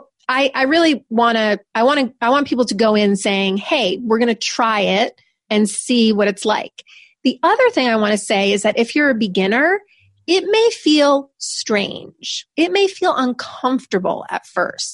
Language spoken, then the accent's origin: English; New York, United States; I'm from New York. I'm very direct